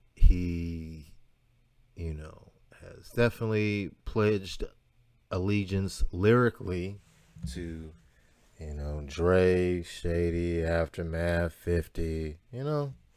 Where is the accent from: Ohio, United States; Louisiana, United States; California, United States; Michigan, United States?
Ohio, United States; Cleveland; I'm from Cleveland